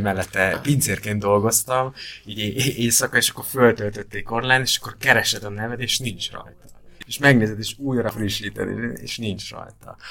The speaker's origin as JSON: {"language": "Hungarian", "town": "Herend", "region": "Veszprém County", "country": "Hungary", "tie": "born or raised there", "also_born_or_lived": "Vienna, Austria", "moved": "yes", "said": "Herenden nőttem fel, Veszprémben volt mozi persze"}